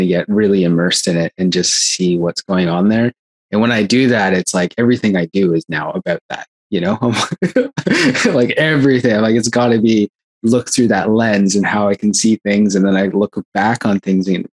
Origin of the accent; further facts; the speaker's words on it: Canada; now in Australia; I was born in Canada